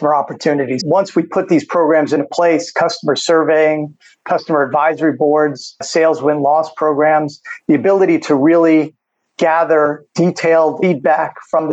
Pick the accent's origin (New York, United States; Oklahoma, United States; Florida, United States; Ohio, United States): New York, United States; moved away as an adult; also born or lived in San Francisco, California; now in Phoenix, United States; I grew up in New York, made my way to California, worked in San Francisco for a few years, then back to New York, and then ultimately to here to Phoenix, Arizona